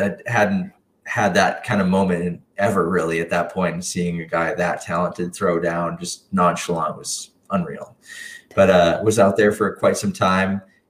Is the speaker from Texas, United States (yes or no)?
no; Wisconsin, United States; kind of grew up as a trials rider and in the Midwest. I grew up in Wisconsin.